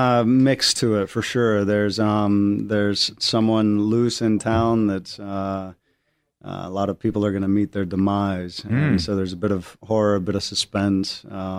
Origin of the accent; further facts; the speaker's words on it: Virginia, United States; I'm from Virginia.